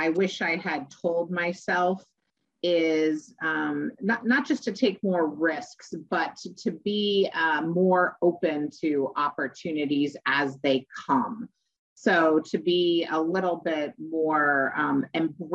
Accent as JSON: {"language": "English", "town": "Chicago", "region": "Illinois", "country": "United States", "tie": "born or raised there", "said": "I was born in Chicago"}